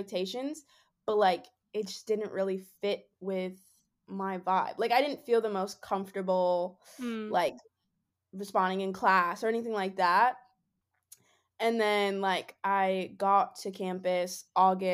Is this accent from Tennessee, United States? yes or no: no; New York, United States; I'm from New York, too